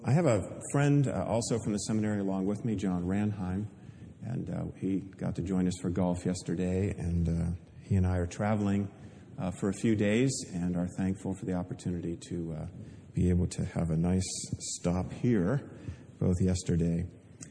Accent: Pennsylvania, United States; also born or lived in Oregon; I was born in Oregon, grew up in Pennsylvania

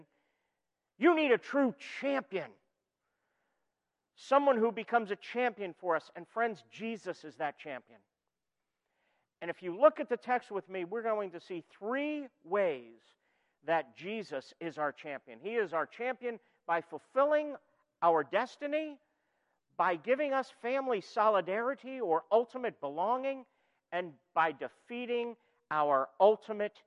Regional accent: New York, United States; moved away; also born or lived in Philadelphia area; I'm originally from New York

